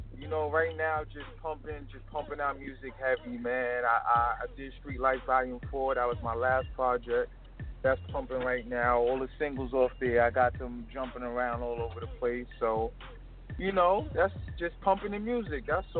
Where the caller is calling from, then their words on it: New York City, New York, United States; I'm calling from New York City.